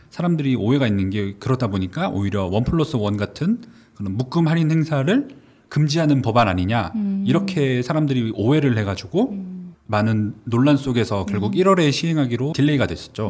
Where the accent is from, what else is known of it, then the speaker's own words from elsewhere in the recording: Cheongju, North Chungcheong, South Korea; moved away; 고등학교 때까지 청주에 살았는데